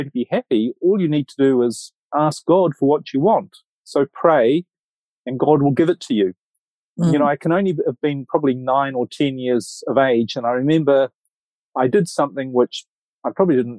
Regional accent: Auckland, New Zealand; moved away; I'm originally from New Zealand, from Auckland, New Zealand. So I was brought up there

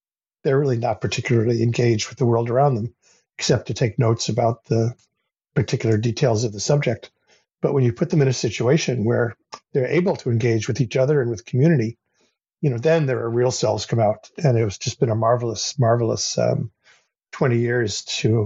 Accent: United States; moved away as an adult; now in Canada; I grew up in the United States in the 1960s and 70s

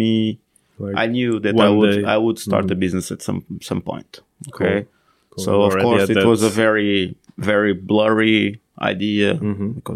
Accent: Portugal; moved away as an adult; also born or lived in Finland; So I came back to Portugal

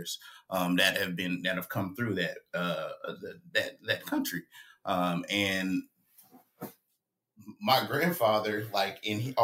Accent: Nashville, Tennessee, United States; I grew up in Nashville, Tennessee, born and raised.

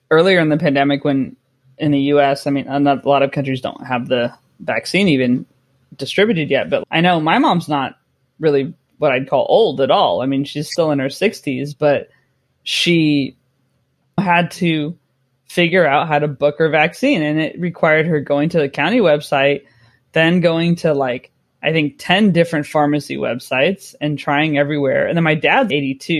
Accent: a small town in California, United States; born or raised there; moved away as an adult

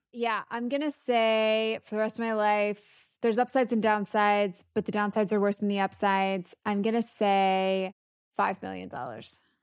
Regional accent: the South, United States; I'm from the South.

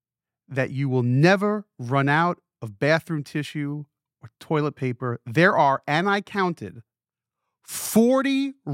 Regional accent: New Jersey, United States; so I grew up in New Jersey, this foreign land.

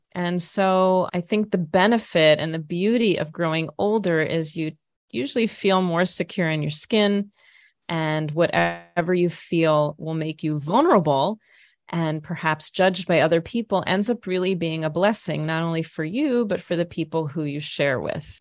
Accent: Minnesota, United States; moved away as an adult; also born or lived in Jerusalem, Israel; now in Israel; I grew up in Minnesota

